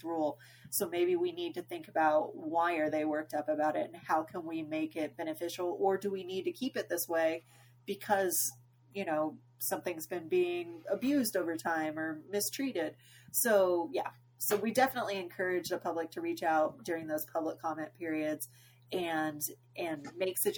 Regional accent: Arkansas, United States; Growing up in Arkansas

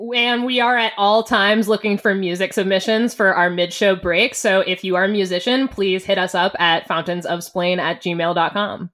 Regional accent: Boston, Massachusetts, United States; moved away; also born or lived in New York; we went to school in New York and I'm from Boston.

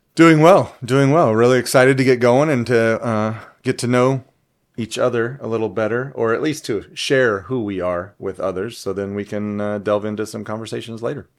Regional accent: Huntington Beach, California, United States; moved away as an adult; now in Toledo, United States; I am from California or Cali

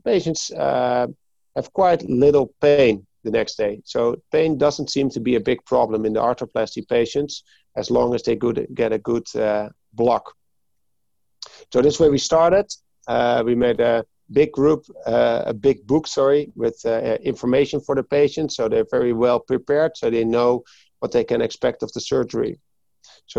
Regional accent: Hoorn, North Holland, Netherlands; I'm from Hoorn, which is like 20 minutes from Amsterdam

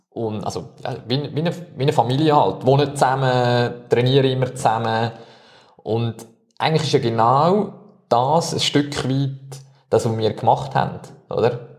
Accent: Switzerland; Aber jetzt als Schweizer wäre es eigentlich schon begrüßenswert

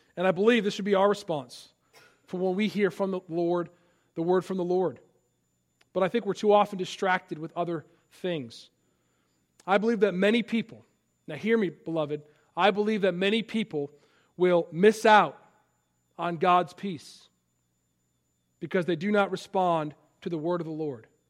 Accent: Palatine, Illinois, United States; moved away; my hometown, Palatine, Illinois

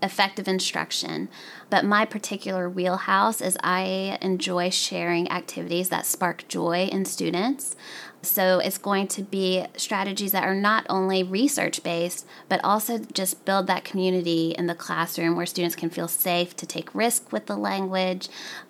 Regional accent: the South, United States; as an Arab American, I grew up in the South.

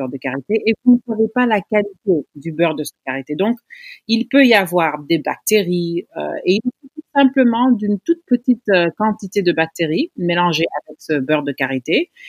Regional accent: Senegal; notre vie sexuelle en tant que Sénégalaise.

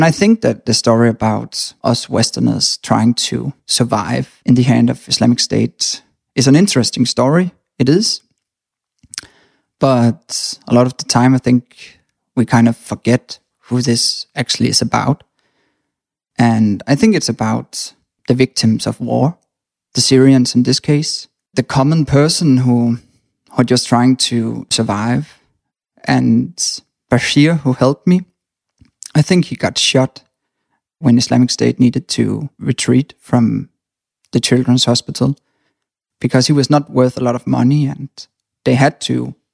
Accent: Denmark; I was born in Denmark

